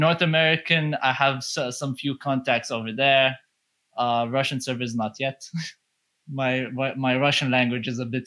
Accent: Saudi Arabia; I'm a dude from Saudi Arabia

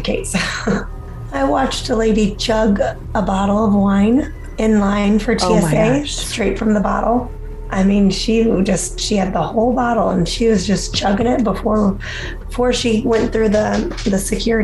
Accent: Midwest, United States; I'm from the Midwest where there's tornadoes.

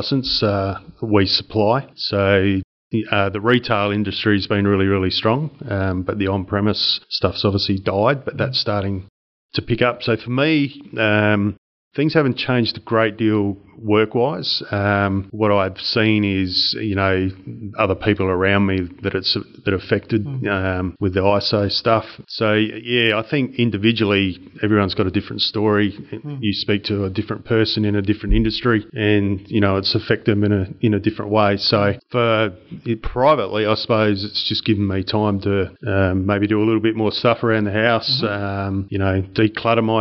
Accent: Murray Bridge, South Australia, Australia; moved away as an adult; also born or lived in Sunshine Coast, Queensland / Kalgoorlie, Western Australia / Mandurah, Western Australia; from a sort of 12, 13-year-old growing up in Murray Bridge, which is, you know, about an hour out of Adelaide.

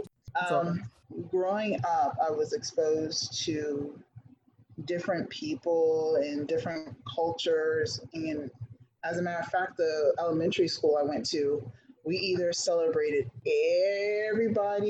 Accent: Fort Pierce, Florida, United States; being raised in Fort Pierce

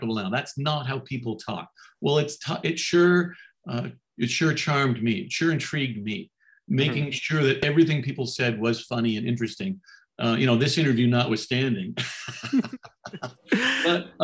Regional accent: Canada; now in United States; As a Canadian

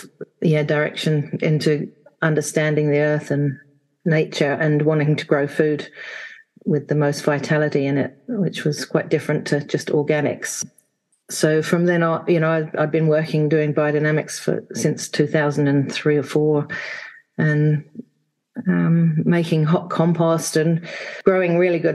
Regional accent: England, United Kingdom; now in Wanaka, New Zealand; I'm actually from England, from the UK. I grew up there in a village in the 60s

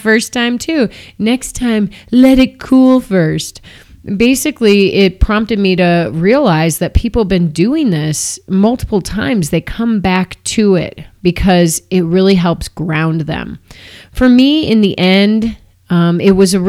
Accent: Downers Grove, Illinois, United States; now in Boulder, United States; I'm from Chicago.

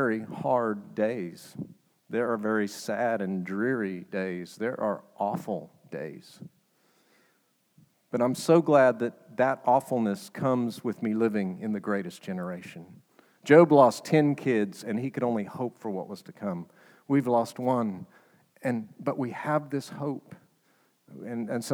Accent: United States; as an American

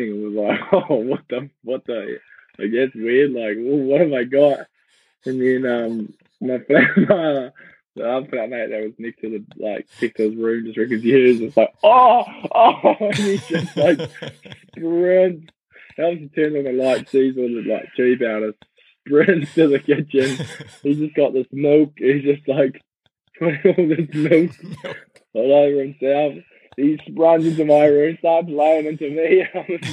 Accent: Kerikeri, Northland, New Zealand; I grew up on a organic farm, beef and sheep, like outside, about 10 minutes outside of Kerikeri

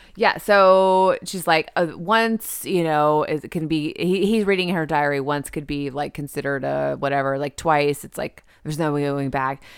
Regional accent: the South, United States; I'm from the South. We're in the South

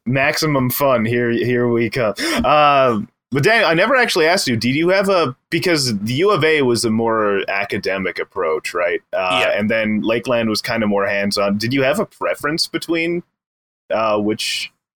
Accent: Edmonton, Alberta, Canada; moved away as an adult; now in Wells, Canada; born born and raised in Edmonton

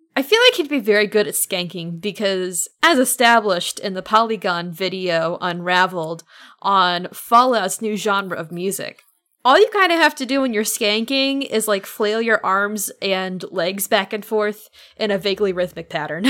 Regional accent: Midwest of America, United States; I grew up in the Midwest of America.

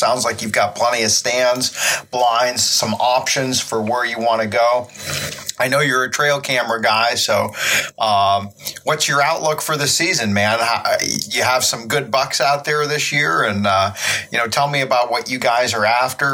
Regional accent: Pennsylvania, United States; here in my home state of Pennsylvania

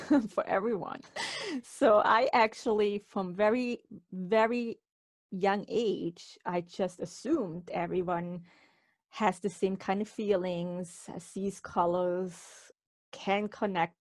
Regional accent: Switzerland; moved away as an adult; now in Warwick, United States; I'm originally from Switzerland, born and raised there, but moved in 1999 to the United States

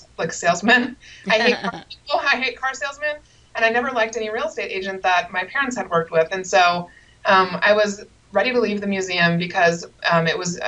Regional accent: Seattle, Washington, United States; grew up in the Seattle area

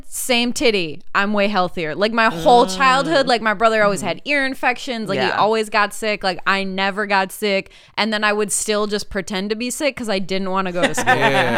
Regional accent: Rockford, Illinois, United States; my hometown is Rockford, Illinois

